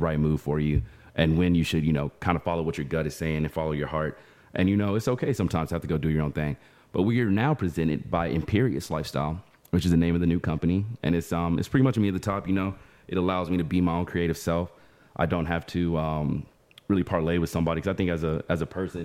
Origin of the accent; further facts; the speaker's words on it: Dallas, Texas, United States; We're both technically from Dallas